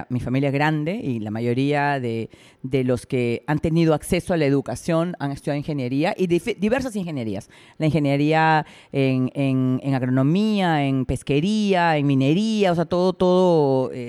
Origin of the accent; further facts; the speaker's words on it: Trujillo, La Libertad, Peru; now in Lima, Peru; soy de Piura, de hecho. Yo soy de Trujillo.